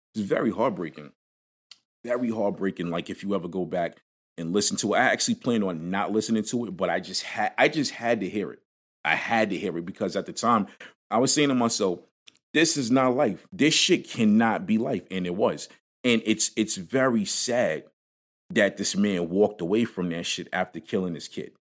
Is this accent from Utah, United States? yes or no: no; New York City, New York, United States; growing up in Brooklyn